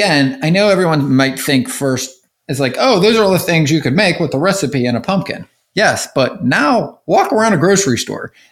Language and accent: English; Pittsburgh, Pennsylvania, United States; moved away; I grew up in the Northeast, right up in Pittsburgh and PA